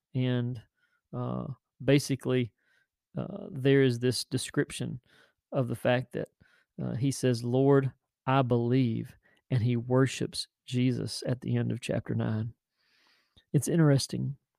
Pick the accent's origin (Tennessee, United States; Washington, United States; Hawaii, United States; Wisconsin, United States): Tennessee, United States; now in Chesapeake, United States; I'm from Tennessee